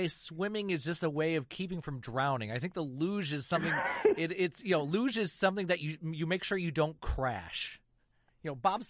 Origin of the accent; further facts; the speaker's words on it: Michigan, United States; growing up in Michigan, the CBC Channel 9 out of Ottawa was a great station to watch when you didn't have a driver's license